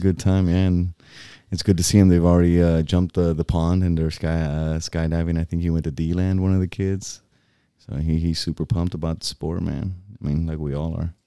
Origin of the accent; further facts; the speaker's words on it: Boquerón, Puerto Rico; moved away; my hometown